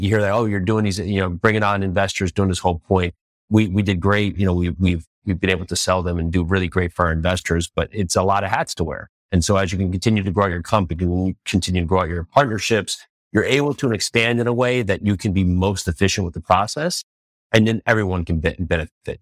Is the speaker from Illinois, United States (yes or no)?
no; New Jersey, United States; moved away as an adult; also born or lived in New York City / Tennessee; now in Nashville, United States; I was born and raised in New Jersey